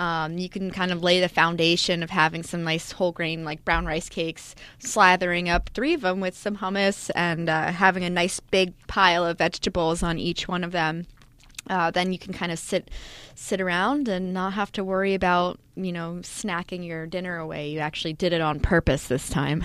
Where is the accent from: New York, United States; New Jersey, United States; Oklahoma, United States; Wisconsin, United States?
New Jersey, United States; I'm from Jersey